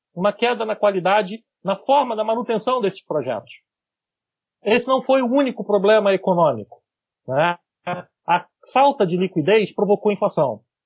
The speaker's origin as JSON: {"language": "Portuguese", "region": "Rio de Janeiro", "country": "Brazil", "said": "Eu sou do estado do Rio de Janeiro"}